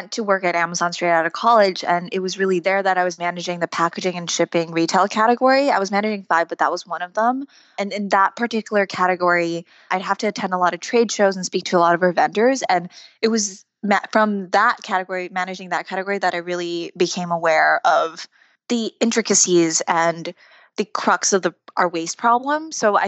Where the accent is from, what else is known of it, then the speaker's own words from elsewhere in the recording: Taiwan; now in United States; Growing up in Taiwan, I grew up in a household where my dad would compost everything we ate